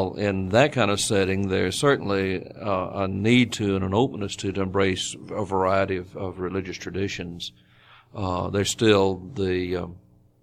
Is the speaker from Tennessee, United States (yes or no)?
yes; Tennessee, United States; moved away as an adult; also born or lived in North Carolina; now in Muncie, United States; I grew up in Tennessee, and more Baptists there than there are people.